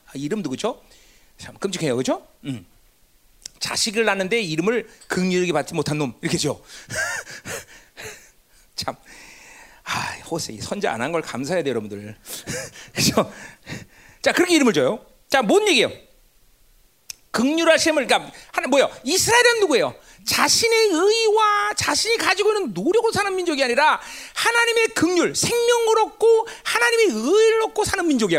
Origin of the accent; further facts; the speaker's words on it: South Korea; 우리가 한반도에 살면서 한국이라는 나라에 속해 있지만